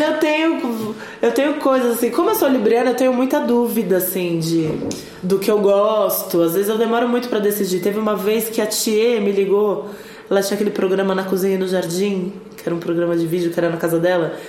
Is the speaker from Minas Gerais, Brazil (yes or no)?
yes; São Lourenço, Minas Gerais, Brazil; perto da minha cidade, ali, ao redor da minha cidade, que é São Lourenço